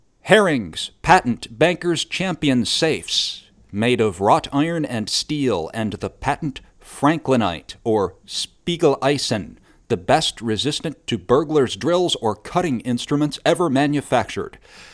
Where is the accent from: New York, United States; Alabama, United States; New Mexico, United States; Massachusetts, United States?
New York, United States; Oneida; just a hop, skip, and a jump from where I grew up in Oneida, New York.